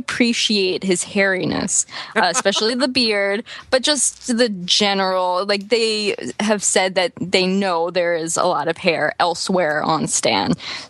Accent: New York, United States; I grew up in New York.

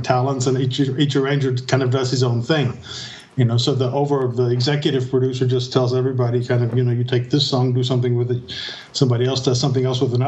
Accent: Kentucky, United States; moved away as an adult; now in Germany; I come from Kentucky, so I like bluegrass music, you know, the real stuff

